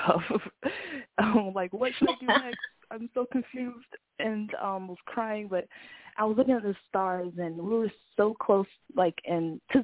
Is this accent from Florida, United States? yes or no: yes; Florida, United States; moved away as an adult; now in Georgia, United States; I'm from Florida